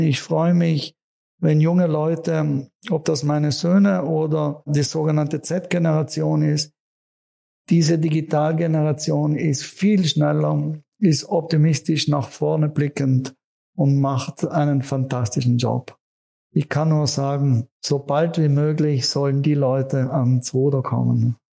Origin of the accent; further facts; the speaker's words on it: South Tyrol, Trentino-Alto Adige, Italy; in meiner Heimat Südtirol